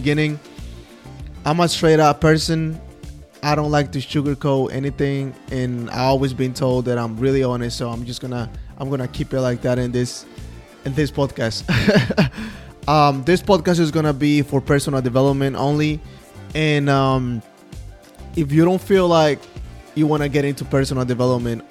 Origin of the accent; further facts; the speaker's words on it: Guatemala City, Guatemala Department, Guatemala; English is a second language; moved away as an adult; also born or lived in Manassas, Virginia, United States; now in United States; I'm from Guatemala City. That is what the accent is from